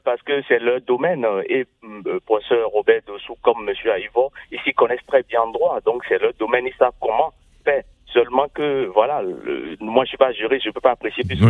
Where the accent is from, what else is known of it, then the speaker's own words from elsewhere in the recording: Benin; je suis béninois